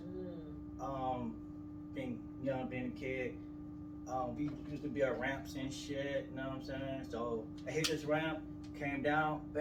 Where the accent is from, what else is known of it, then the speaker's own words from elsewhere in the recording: New Orleans, Louisiana, United States; I am from New Orleans, Louisiana